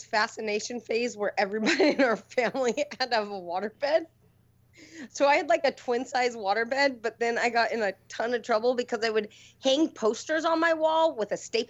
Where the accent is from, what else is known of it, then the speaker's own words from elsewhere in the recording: Lake Tapps, Washington, United States; moved away; Lake Taps in my hometown